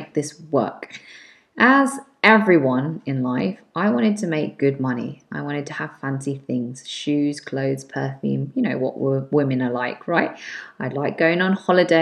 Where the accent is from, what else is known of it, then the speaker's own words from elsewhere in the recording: London, United Kingdom; also born or lived in Manchester; I'm from London, UK, went to University Manchester in the north of England